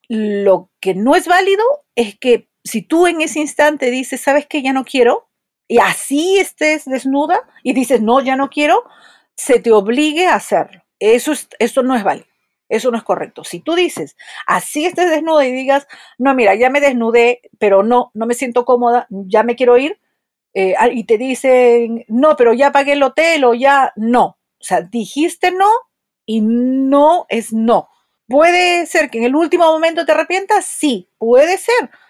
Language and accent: Spanish; Peru; soy psicóloga, soy de Perú